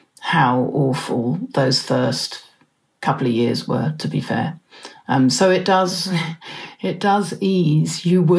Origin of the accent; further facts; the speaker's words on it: England, United Kingdom; accent: Pommy; now in New Zealand; and I are both New Zealanders, although I wasn't born here. You might be able to pick up a bit of my original Pommy accent.